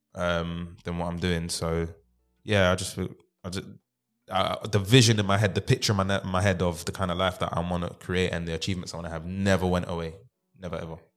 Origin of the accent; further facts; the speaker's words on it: London, United Kingdom; I grew up in South London, Deptford